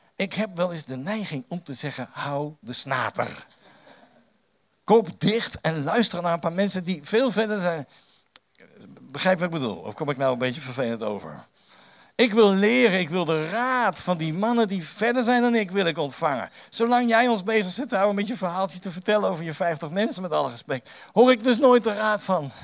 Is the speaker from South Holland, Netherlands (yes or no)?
yes; The Hague, South Holland, Netherlands; ik kom uit Den Haag en reken maar, dat is een stad vol met meningen